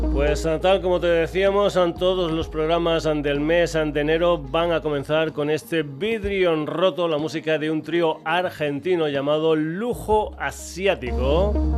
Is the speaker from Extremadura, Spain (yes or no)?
yes; Burguillos del Cerro, Extremadura, Spain; una banda de Burguillos ante el Cerro, mi pueblo